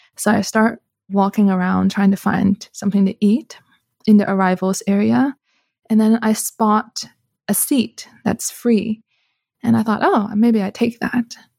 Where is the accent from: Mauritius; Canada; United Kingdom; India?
Canada; moved away as an adult; now in Switzerland; I'm Canadian, right? So I was studying in Canada at the time